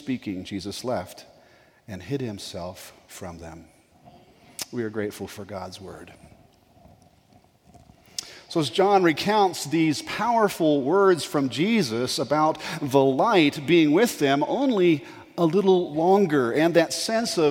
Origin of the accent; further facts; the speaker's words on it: Colorado, United States; moved away as an adult; also born or lived in Florida; I grew up in Colorado